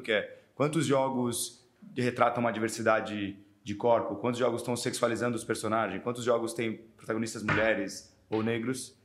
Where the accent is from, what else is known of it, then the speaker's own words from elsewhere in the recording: Brazil; como bons brasileiros